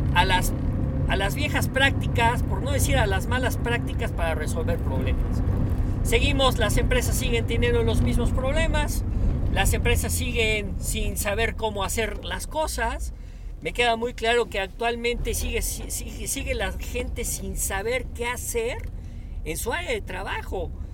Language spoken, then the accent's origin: Spanish; Puebla, Mexico; como latinos, como mexicanos, como poblanos